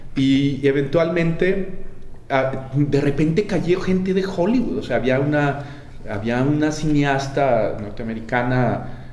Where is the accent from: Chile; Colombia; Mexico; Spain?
Mexico; moved away; also born or lived in Los Angeles; éramos la primera generación de chicanos nacidos en México